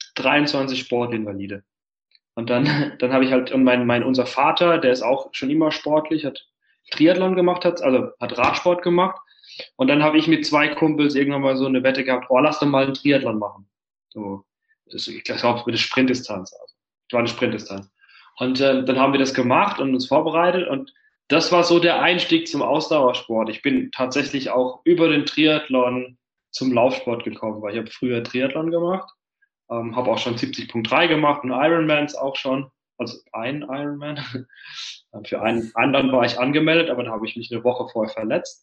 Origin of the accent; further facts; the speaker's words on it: Heidelberg area, Baden-Württemberg, Germany; now in Berlin, Germany; ich komme ja vom Dorf ursprünglich, also mein Bruder und ich, wir kommen aus der Heidelberger Gegend, das ist im Süden Deutschlands.